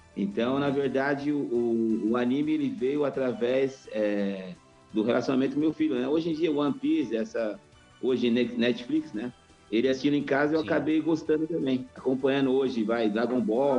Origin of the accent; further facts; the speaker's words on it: São Paulo, Brazil; eu sou paulistano